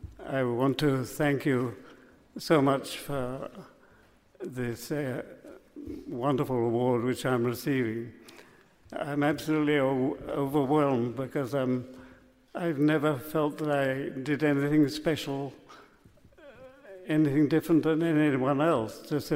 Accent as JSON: {"language": "English", "region": "England", "country": "United Kingdom", "moved": "yes", "lives_now": "Mississippi, United States", "said": "my home country, England."}